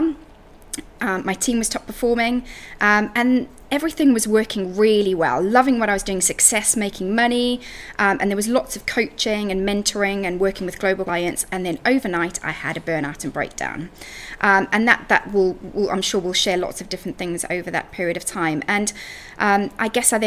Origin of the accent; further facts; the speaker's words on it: Zimbabwe; moved away as an adult; now in United Kingdom; So I grew up in Africa, in Zimbabwe, and I moved to the UK when I was 20.